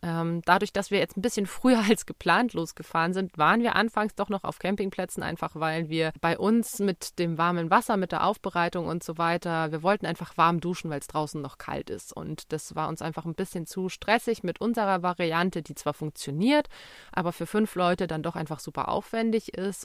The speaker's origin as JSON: {"language": "German", "region": "Bavaria", "country": "Germany", "said": "bei uns in Bayern"}